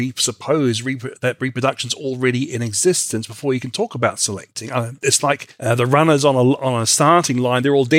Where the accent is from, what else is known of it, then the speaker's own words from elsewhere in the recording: Australia; also born or lived in New Zealand; now in United States; although I'm originally from Australia and New Zealand.